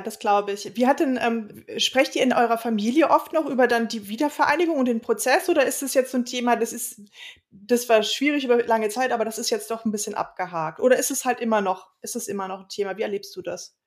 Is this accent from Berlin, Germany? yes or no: yes; Berlin, Germany; Ich bin 1980 in West-Berlin geboren